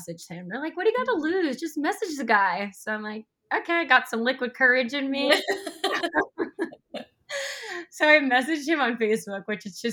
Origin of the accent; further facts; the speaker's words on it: Long Island, New York, United States; I grew up in New York, Long Island